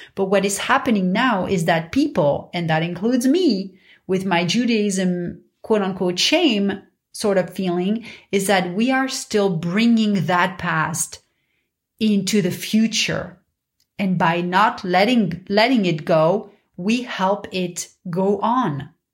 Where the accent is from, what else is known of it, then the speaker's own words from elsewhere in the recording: Paris, Île-de-France, France; growing up in Paris